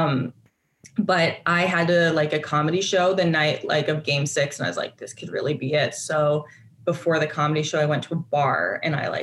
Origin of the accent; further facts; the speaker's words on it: Canada; as a Canadian